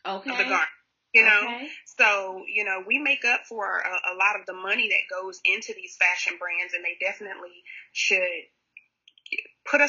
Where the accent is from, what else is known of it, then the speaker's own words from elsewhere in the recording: Houston, Texas, United States; also born or lived in San Antonio; my hometown in Houston